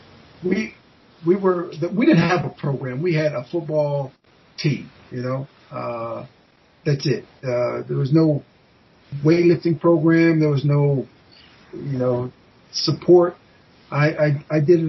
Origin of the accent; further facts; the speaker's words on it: Ashtabula, Ohio, United States; I live in, my hometown is in Ashtabula